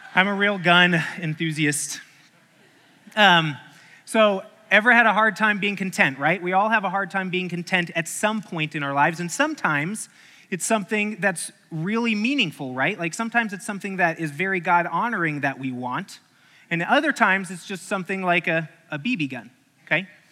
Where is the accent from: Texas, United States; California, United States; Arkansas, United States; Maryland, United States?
Arkansas, United States; I grew up in Arkansas. That's when I was a teenager in Arkansas.